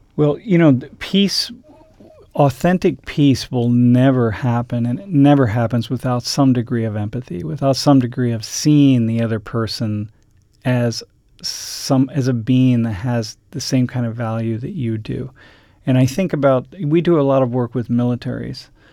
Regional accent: Toledo, Ohio, United States; I grew up in Toledo, Ohio

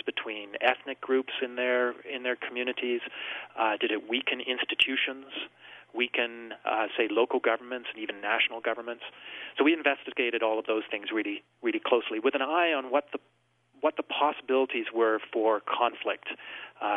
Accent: Vancouver Island, British Columbia, Canada; I grew up in British Columbia on Vancouver Island

